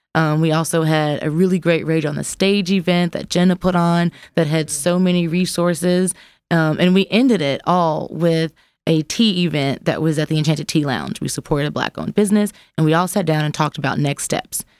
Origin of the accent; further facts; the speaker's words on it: Jackson, Mississippi, United States; now in Memphis, United States; I'm from Jax, Mississippi, which is a different kind of grit